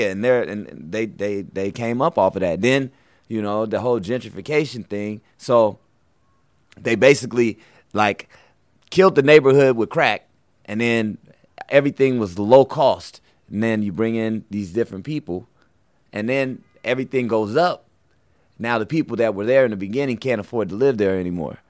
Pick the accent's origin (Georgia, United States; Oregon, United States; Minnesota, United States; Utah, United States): Oregon, United States; Portland; moved away as an adult; now in New York, United States; I'm Portland, Oregon